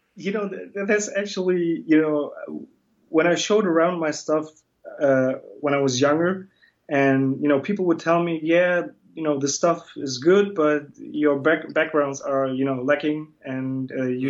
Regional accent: Germany; also born or lived in Batman, Turkey; I was born in Turkey, but I'm Kurdish, and um, but I grew up in Germany. I came, you know, I came with my family in uh, 1985

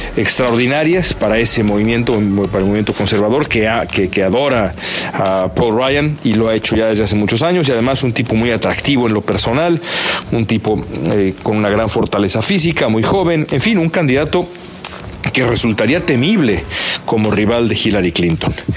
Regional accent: Mexico; todos los mexicanos de mi generación, los que nacimos a mediados de los 70

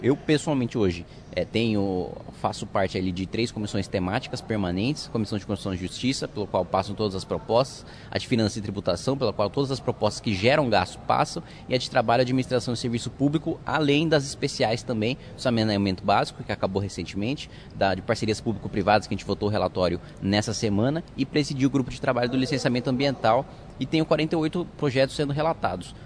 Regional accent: Indaiatuba, São Paulo, Brazil; eu fui criado em Indaiatuba, no interior de São Paulo

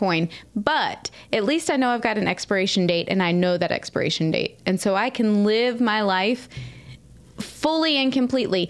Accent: Southeast, United States; moved away; I grew up in the Southeast, mobile

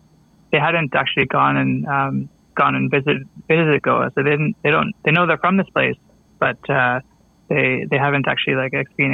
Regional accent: Burlington, Ontario, Canada; My parents immigrated. I was born in Burlington, Ontario.

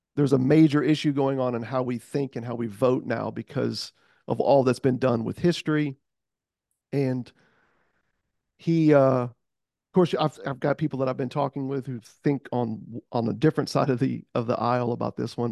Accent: United States; I am born and raised in America

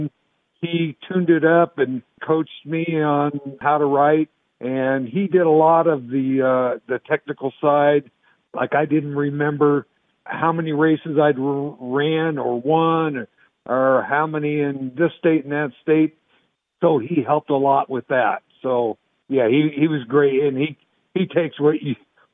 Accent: Northern California, United States; when I was growing up in Northern California

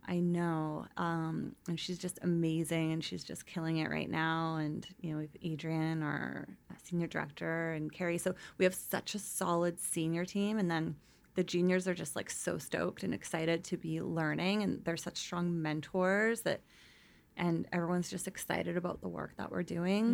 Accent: North Vancouver, British Columbia, Canada; also born or lived in Victoria; We grew up in North Vancouver.

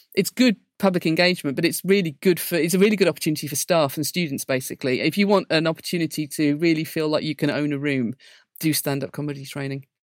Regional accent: Blackburn, North West England, United Kingdom; I grew up in Blackburn

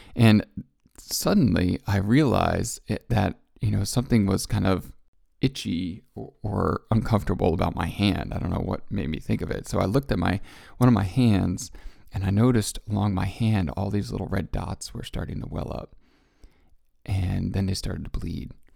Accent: Connecticut, United States; moved away; I grew up in Connecticut, and as a Connecticut Yankee

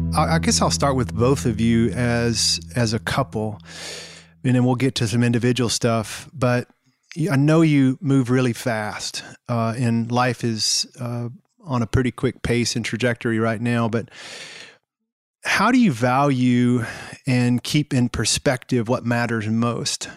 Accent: the South, United States; growing up in the South

